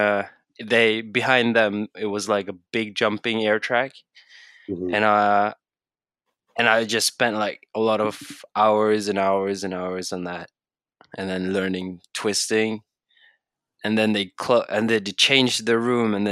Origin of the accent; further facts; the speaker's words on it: Bergen, Vestland, Norway; English is a second language; I'm from Bergen, Norway.